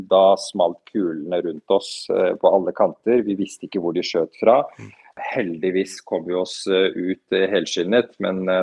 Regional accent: Afghanistan; now in Norway; Som flyktning vet jeg hva det innebærer. Vi rømte fra Afghanistan da russerne invaderte på 80-tallet, så jeg vet alt om det.

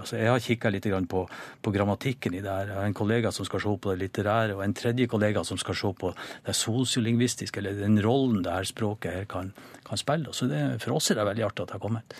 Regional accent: Norway; som nordmann

